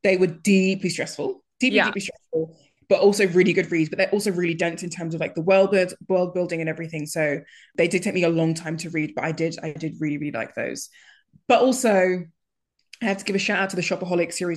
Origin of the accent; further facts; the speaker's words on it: Nigeria; being Nigerian